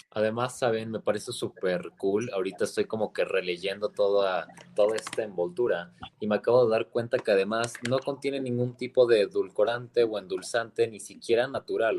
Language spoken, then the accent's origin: Spanish; Mexico; bases principales de nuestra, de nuestra alimentación como mexicanos